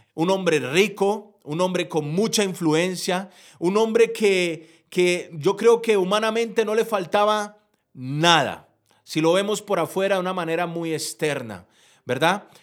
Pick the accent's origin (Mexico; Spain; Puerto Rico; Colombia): Colombia; soy un empresario de Colombia